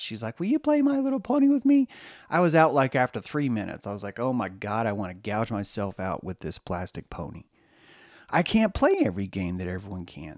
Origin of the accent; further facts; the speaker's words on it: the South, United States; growing up in the South